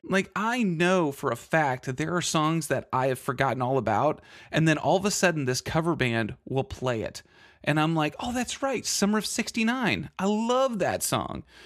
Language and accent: English; Texas, United States; I'm from Texas